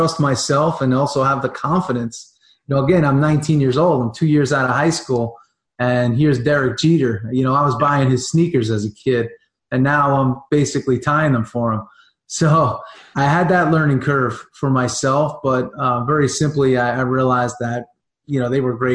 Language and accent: English; New York, United States; growing up in New York around, you know, the Italian table